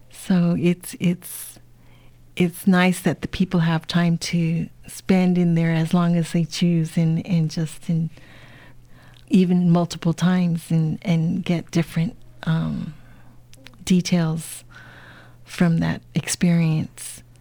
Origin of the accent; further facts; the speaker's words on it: United States; so, again, being Chinese American, being from a family of immigrants, you know, these experiences are always on your mind.